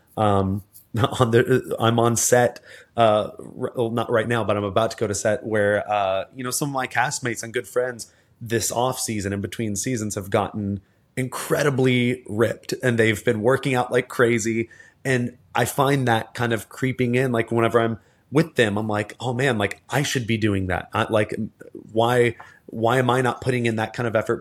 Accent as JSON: {"language": "English", "region": "Texas", "country": "United States", "tie": "born or raised there", "said": "I grew up in in the South in Texas"}